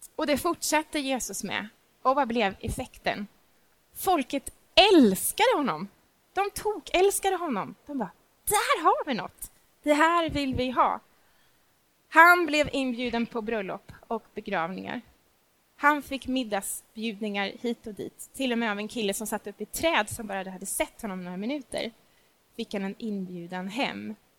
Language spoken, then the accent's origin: Swedish; Stockholm, Stockholm County, Sweden; also born or lived in Småland; jag är inte smålänning, jag är stockholmare, jag älskar min stad